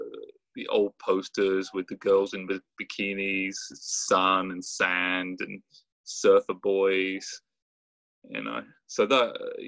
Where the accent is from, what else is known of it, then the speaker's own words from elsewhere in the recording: Brighton, South East England, United Kingdom; moved away as an adult; also born or lived in Santa Barbara, California; now in Richmond, United States; I'm from Brighton, England, and I live in Richmond, California.